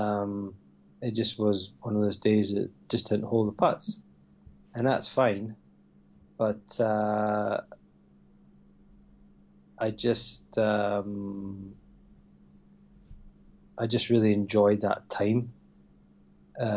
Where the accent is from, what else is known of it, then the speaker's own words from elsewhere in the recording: Scotland, United Kingdom; growing up in Scotland